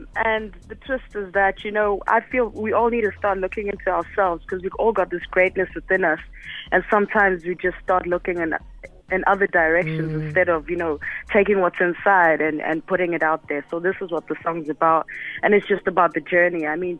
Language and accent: English; United States; now in South Africa; I mean, I'm both from America and in SA.